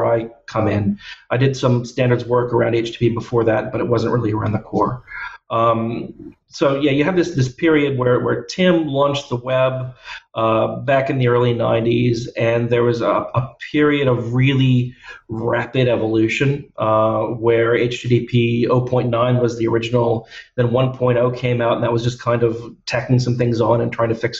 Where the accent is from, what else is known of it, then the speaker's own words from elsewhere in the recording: United States; moved away as an adult; now in Australia; I'm originally American